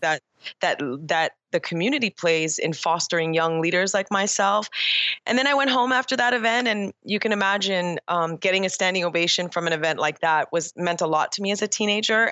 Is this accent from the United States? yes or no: no; Toronto, Ontario, Canada; I was born and raised in Toronto, Canada